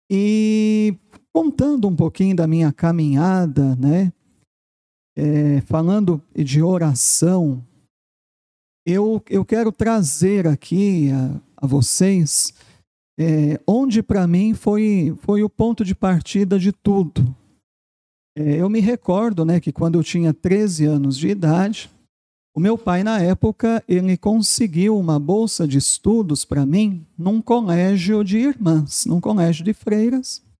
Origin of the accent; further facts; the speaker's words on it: São Paulo, Brazil; E eu sou paulistano, né? Eu nasci em São Paulo, na capital